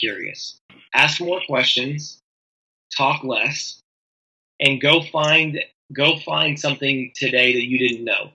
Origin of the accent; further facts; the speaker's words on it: Tennessee, United States; I'm from Tennessee. We do a lot of fire pits around here.